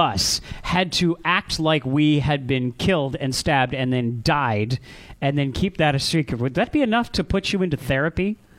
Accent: Canada; because I'm Canadian?

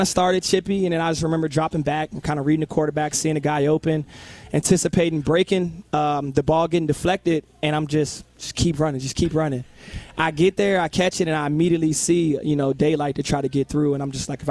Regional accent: Virginia, United States; it's my hometown

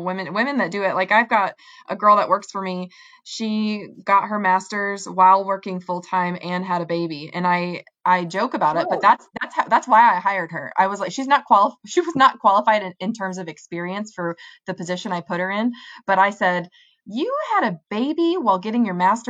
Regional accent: Central Illinois, United States; moved away as an adult; also born or lived in Las Vegas; now in Kentuckiana area, United States; I grew up in Central Illinois

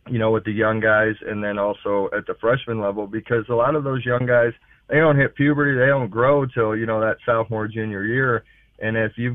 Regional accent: St. Louis, Missouri, United States; growing up in St. Louis, I went to St. Louis University High School

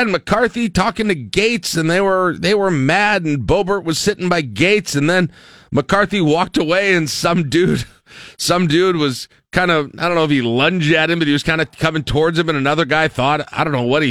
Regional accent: Lincoln, Nebraska, United States; growing up in East Lincoln

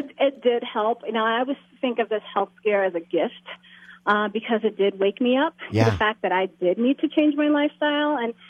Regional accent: New York City, New York, United States; moved away as an adult; also born or lived in Maryland / New Jersey; now in Georgia, United States; I grew up in Brooklyn, New York, back in the mid-70s, early 80s, that kind of thing. And now I live in Georgia.

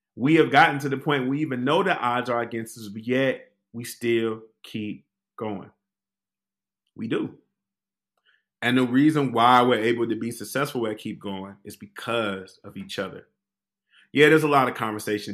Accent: Detroit, Michigan, United States; now in Washington, D.C., United States; a native Detroiter, born and raised on the West Side

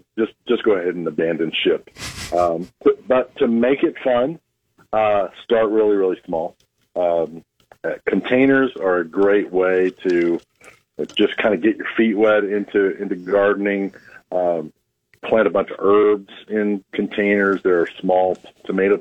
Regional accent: Oklahoma, United States; now in Nebraska, United States

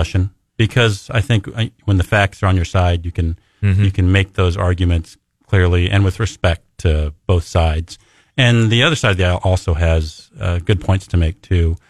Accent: Lee's Summit, Missouri, United States; I'm a Lee Summitian first

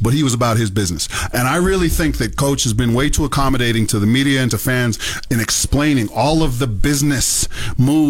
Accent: Mississauga, Ontario, Canada; moved away; as a kid growing up in Ontario

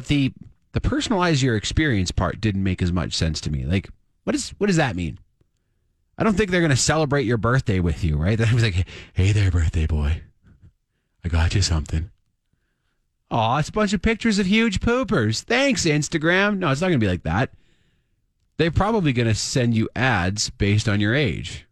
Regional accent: Canada; as a Canadian

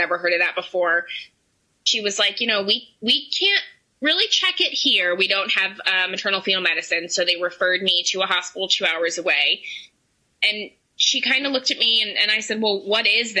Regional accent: Pittsburgh, Pennsylvania, United States; now in State College, United States; we're from Pittsburgh

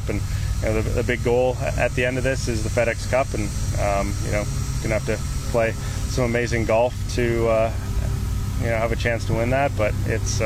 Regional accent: Canada; being a Canadian

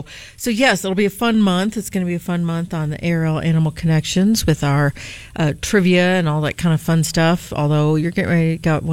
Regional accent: Midwest, United States; being from the Midwest

